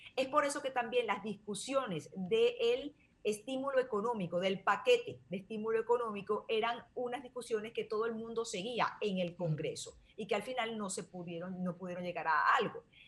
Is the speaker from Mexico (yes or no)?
no; Venezuela; now in United States; yo que soy venezolana